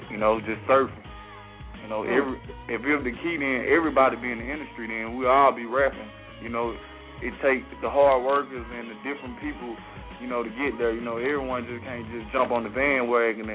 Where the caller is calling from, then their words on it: Columbus, Mississippi, United States; I'm calling from Columbus, Mississippi.